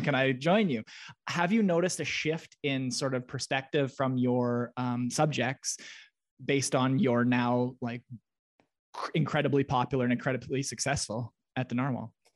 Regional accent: Russell, Manitoba, Canada; I'm from Russell, Manitoba, which is a small town

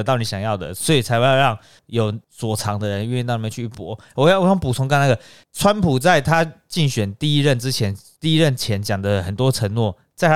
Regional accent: Taiwan; 没有人，为什么我们台湾人都这样？啊，我们要开战的，要快点逃。

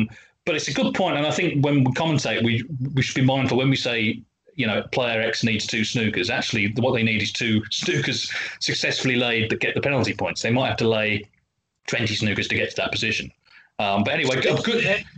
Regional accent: England, United Kingdom; Luckily, I grew up in England during the 80s snooker boom and managed to get all my major academic assignments based on snooker.

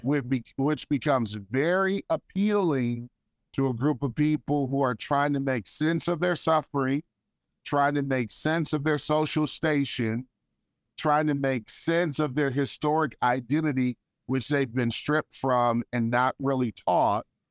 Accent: Detroit, Michigan, United States; a kid growing up in Detroit

